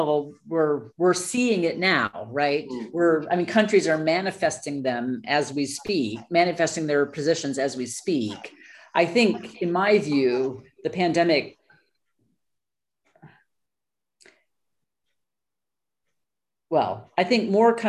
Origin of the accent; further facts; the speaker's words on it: United States; moved away as an adult; also born or lived in Colorado / New Mexico / Waterloo, Canada; now in London, United Kingdom; I am an American and do research in Brazil